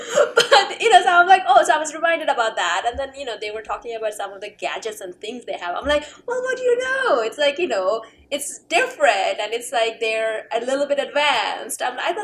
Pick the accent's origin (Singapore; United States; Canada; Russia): Canada; No, I'm just saying, as a Canadian, national pride, national Canadian pride.